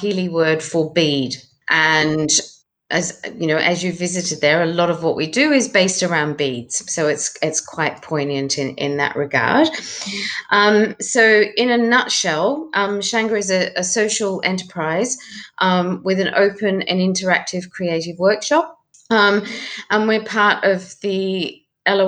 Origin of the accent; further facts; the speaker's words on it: Australia; moved away as an adult; also born or lived in Zimbabwe / Malawi; now in Tanzania; I'm an Australian and spent most of my life in Australia. But when I was a child, our family lived in Zimbabwe and Malawi for about 7 years